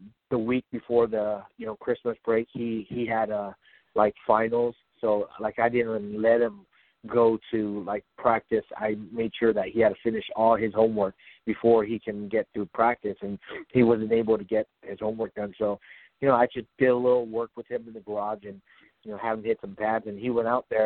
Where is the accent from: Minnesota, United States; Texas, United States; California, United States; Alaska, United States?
California, United States; San Jose; also born or lived in Grove; I moved from Grove back to my hometown, San Jose